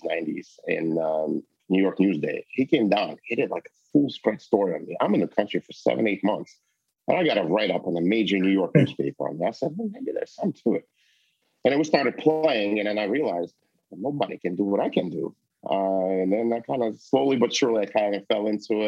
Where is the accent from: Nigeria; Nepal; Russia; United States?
Russia; moved away; I come from Russia. I'm Jewish